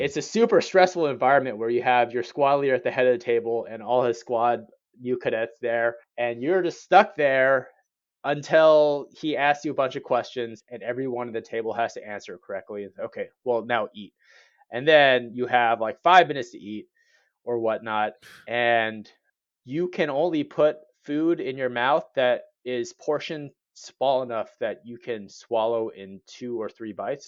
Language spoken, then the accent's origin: English; Cerritos, California, United States; moved away; growing up in Cerritos